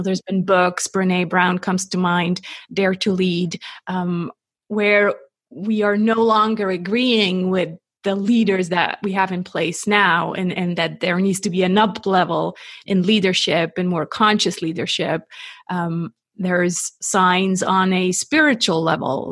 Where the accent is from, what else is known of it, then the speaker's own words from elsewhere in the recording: Switzerland; I'm not American. I'm 100% Swiss